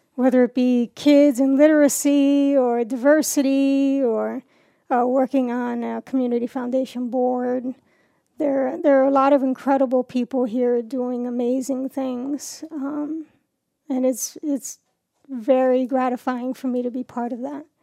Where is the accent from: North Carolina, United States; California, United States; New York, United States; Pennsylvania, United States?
New York, United States; New York City; moved away as an adult; now in Warsaw, United States; I grew up in New York City